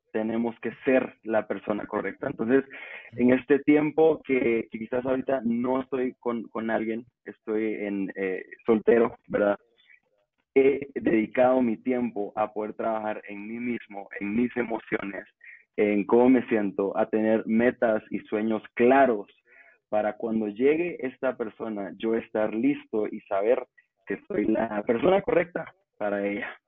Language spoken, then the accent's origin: Spanish; Guatemala; soy de Guatemala.